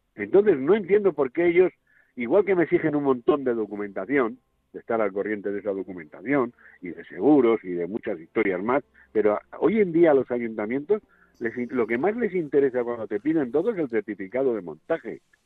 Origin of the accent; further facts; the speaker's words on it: Valladolid, Castile and León, Spain; la de mi pueblo, Valladolid